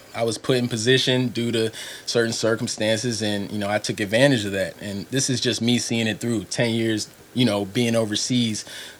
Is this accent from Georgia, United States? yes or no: no; Columbia, Maryland, United States; moved away as an adult; also born or lived in Baltimore, Maryland / Louisiana / Pittsburgh; growing up in Columbia